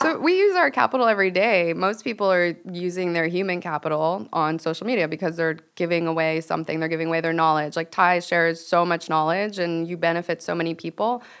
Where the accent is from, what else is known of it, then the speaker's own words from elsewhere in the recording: Venice, California, United States; I'm from Venice